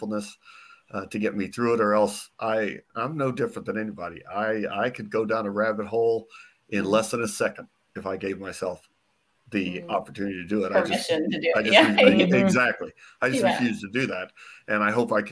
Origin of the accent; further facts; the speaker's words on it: Phoenix, Arizona, United States; I'm born and raised in Phoenix.